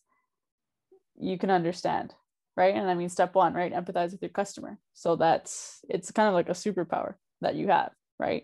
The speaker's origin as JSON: {"language": "English", "town": "Niverville", "region": "Manitoba", "country": "Canada", "tie": "born or raised there", "also_born_or_lived": "Winnipeg / Miami", "moved": "yes", "said": "I was born in Winnipeg. Well, in Niverville. Niverville is a town with 3,500 people, 4,000 people"}